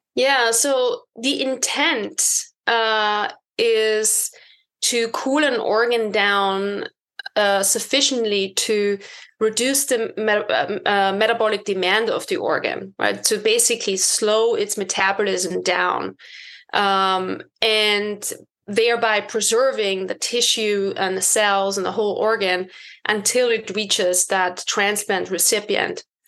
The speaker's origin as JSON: {"language": "English", "country": "Austria", "tie": "born or raised there", "also_born_or_lived": "United Kingdom / Boston", "moved": "as an adult", "said": "I was born and bred in Austria"}